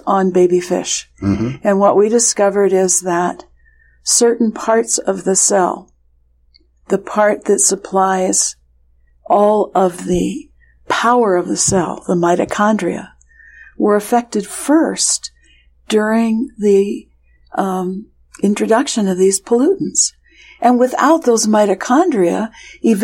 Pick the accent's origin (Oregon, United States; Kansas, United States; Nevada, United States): Oregon, United States; moved away as an adult; also born or lived in Pennsylvania; I grew up in Oregon